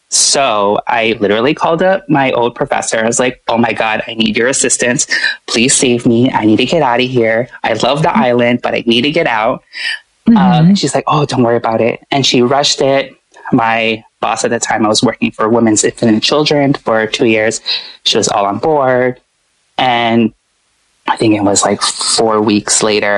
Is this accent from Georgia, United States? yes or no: no; Oahu, Hawaii, United States; moved away as an adult; also born or lived in Chicago; growing up in Hawaii, on Oahu